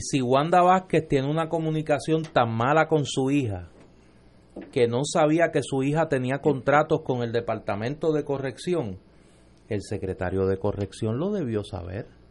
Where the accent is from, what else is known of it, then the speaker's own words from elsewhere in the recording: Caguas, Puerto Rico; en mi pueblo, en Caguas